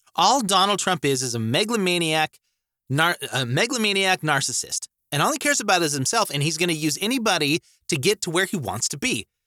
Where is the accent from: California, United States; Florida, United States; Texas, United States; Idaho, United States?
Idaho, United States; Idaho Falls; also born or lived in Montana; was raised in Idaho Falls my entire life.